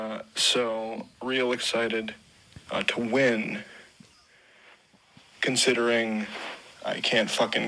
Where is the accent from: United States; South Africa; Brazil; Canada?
Canada; I'm from Canada.